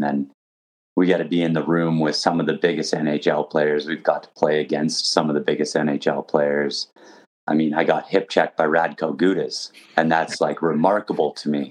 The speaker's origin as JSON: {"language": "English", "country": "Canada", "said": "I mean, as a Canadian hockey fan, even with what I do, those are the feelings that never go away."}